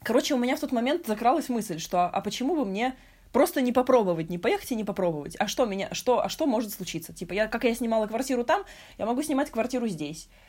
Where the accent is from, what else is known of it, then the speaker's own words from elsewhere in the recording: Moscow, Russia; moved away as an adult; now in Istanbul, Turkey; Originally from Moscow